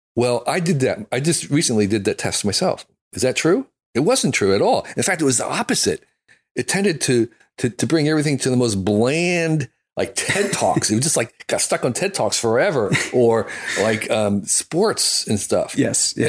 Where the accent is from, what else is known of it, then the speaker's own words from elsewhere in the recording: United States; I'm an American